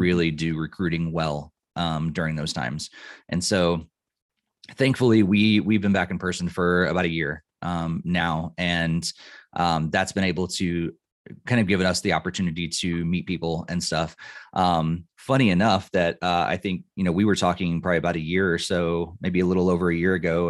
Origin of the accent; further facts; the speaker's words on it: Illinois, United States; moved away as an adult; also born or lived in Boston area / north of Denver, Colorado; now in Colorado, United States; I grew up in Illinois